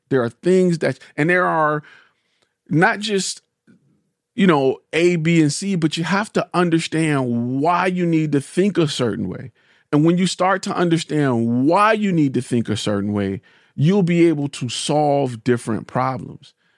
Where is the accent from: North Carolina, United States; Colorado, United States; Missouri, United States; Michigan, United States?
Michigan, United States; Detroit; I'm a car guy, and I'm from Detroit